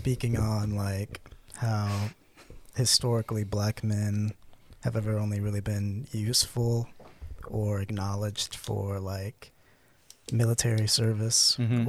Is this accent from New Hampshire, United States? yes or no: no; Pensacola, Florida, United States; I'm from Pensacola.